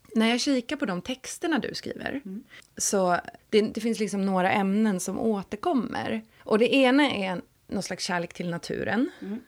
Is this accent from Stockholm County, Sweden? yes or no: yes; Stockholm, Stockholm County, Sweden; född och uppvuxen i Stockholm och har gått gymnasium på Södermalm